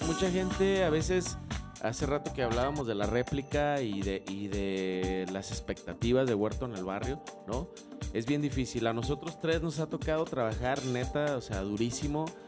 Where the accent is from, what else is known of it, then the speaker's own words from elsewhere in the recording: barrio de la Juárez, Tetlán, Jalisco, Mexico; yo soy del barrio de la Juárez, de la zona de Tetlán.